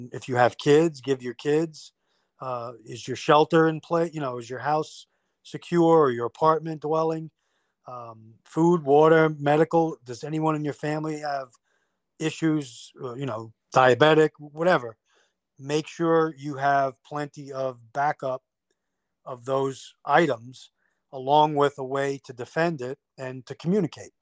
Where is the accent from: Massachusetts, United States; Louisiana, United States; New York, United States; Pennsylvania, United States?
New York, United States; moved away; I'm from New York. So a lot of my family is still living up in that area